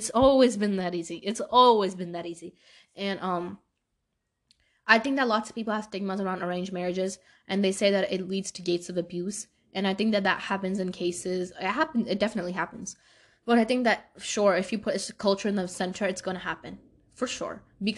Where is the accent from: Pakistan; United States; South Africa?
Pakistan; I'm Pakistani.